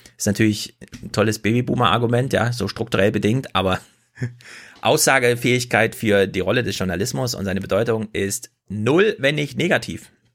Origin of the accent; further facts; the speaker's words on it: Germany; moved away; also born or lived in North Rhine-Westphalia; bei uns in Sachsen und Thüringen